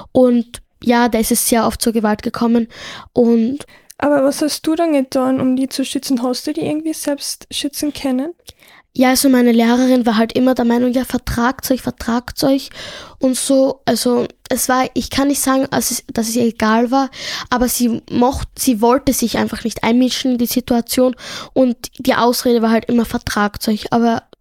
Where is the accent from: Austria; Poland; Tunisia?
Tunisia; ich komme ja ursprünglich aus Tunesien und dort ist es üblich, dass die Eltern die Kinder mit Gürtel oder so peitschen und so.